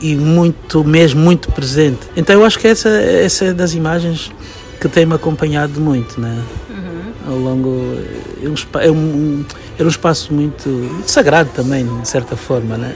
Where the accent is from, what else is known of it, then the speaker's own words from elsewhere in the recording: Angola; moved away; ter saído de Angola, eu tive que agarrar-me à minha cultura para, como uma coisa identitária, saber quem eu sou e de onde eu vim